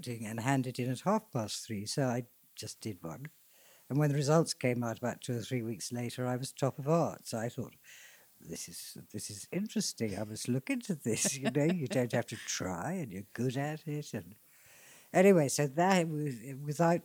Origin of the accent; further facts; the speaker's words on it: Hadleigh, East of England, United Kingdom; Hadley, where I grew up in Suffolk